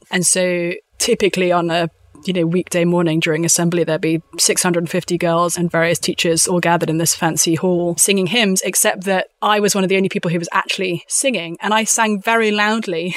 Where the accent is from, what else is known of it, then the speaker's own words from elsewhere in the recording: London, United Kingdom; also born or lived in Windsor; I am from a strange little country called the United Kingdom. I'm from London.